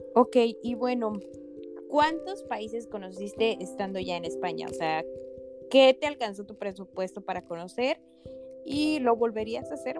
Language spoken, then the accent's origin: Spanish; Mexico; como mexicanos, como latinos